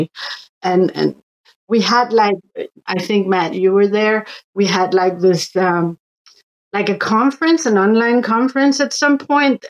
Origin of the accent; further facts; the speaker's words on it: Northwest Greenland, Greenland; moved away; also born or lived in Denmark; I am from Northwest Greenland